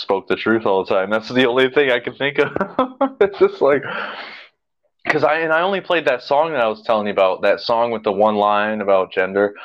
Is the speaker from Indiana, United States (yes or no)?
yes; South Bend, Indiana, United States; my hometown